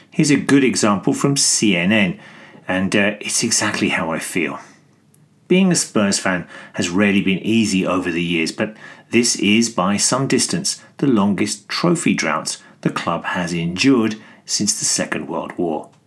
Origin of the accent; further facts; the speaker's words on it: Greece; I'm from Greece.